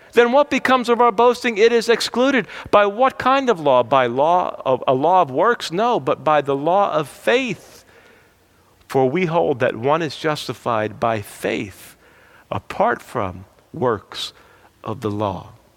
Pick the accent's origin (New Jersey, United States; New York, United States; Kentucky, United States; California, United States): New Jersey, United States; I'm from New Jersey.